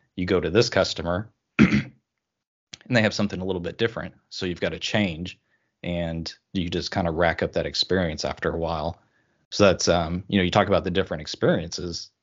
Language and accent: English; Oklahoma, United States; moved away as an adult; now in Washington, United States; I'm originally from Oklahoma, uh, kind of the middle America there, uh, but recently moved up to the state of Washington